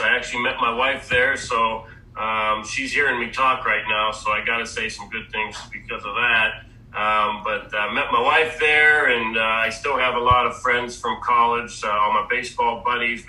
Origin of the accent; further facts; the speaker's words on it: Pittsburgh, Pennsylvania, United States; I grew up in Pittsburgh, and I always watched the Pirates playing on TV on Sundays